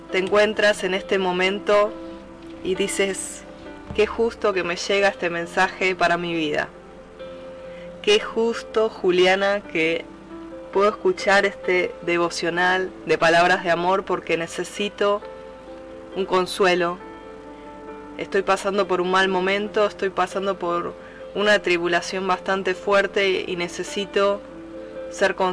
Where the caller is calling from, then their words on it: Buenos Aires, Argentina; Desde Buenos Aires, Argentina, te hablo